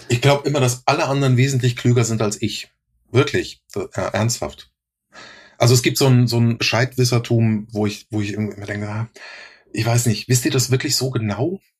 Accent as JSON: {"language": "German", "region": "Rhineland-Palatinate", "country": "Germany", "accent": "Palatine German", "said": "war mein Dialekt, war mein pfälzischer Dialekt."}